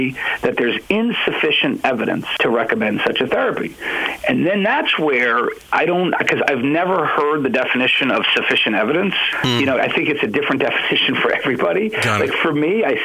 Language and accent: English; New York, United States; moved away; I'm from New York. I train there